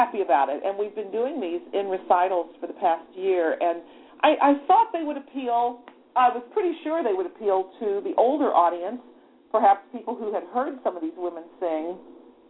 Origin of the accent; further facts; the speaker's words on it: St. Louis, Missouri, United States; my hometown orchestra in St. Louis